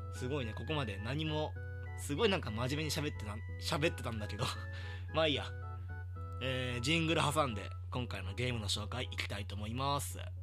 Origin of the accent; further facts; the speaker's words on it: rural Hyogo Prefecture, Japan; moved away as an adult; now in Tokyo, Japan; 兵庫県の田舎から、この、東京にやってきたんだけど、その時の、その、田舎少年の僕